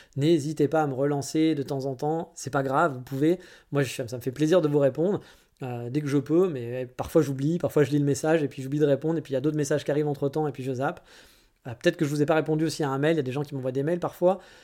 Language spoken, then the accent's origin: French; France; moved away as an adult; now in Japan; chez nous en France